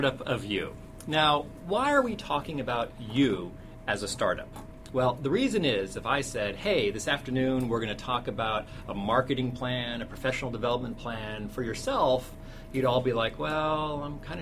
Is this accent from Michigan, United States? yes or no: no; Cupertino, California, United States; I was raised in Cupertino, California, the home, Silicon Valley, the home of Apple Computer